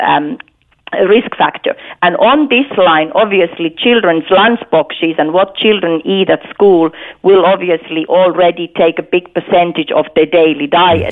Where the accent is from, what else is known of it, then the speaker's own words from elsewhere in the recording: Finland; moved away; I'm, I'm from Finland myself